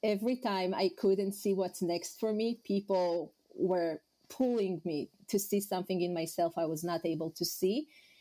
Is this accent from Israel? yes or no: yes; Israel; first language Hebrew; English is a second language; moved away as an adult; now in New York City, United States; I'm originally from Israel